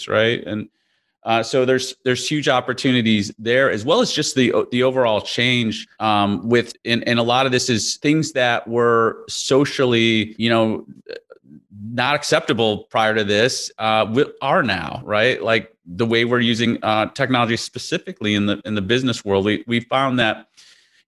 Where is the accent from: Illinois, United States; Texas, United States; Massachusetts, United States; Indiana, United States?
Illinois, United States; Chicago; I grew up in Chicago in the Midwest